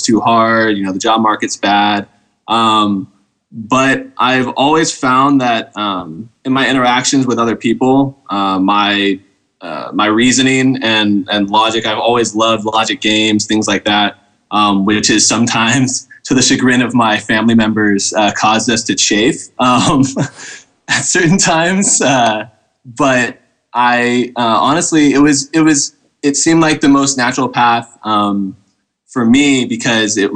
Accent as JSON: {"language": "English", "town": "Novato", "region": "California", "country": "United States", "tie": "born or raised there", "said": "I grew up in Novato, California"}